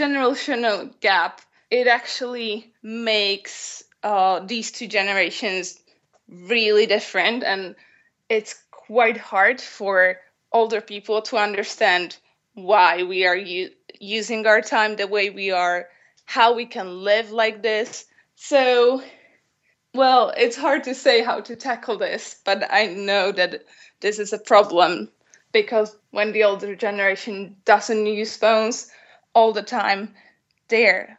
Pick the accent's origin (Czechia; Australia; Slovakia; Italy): Slovakia; Bratislava, Bratislava Region; I'm from Bratislava, Slovakia, and I work with children in their free time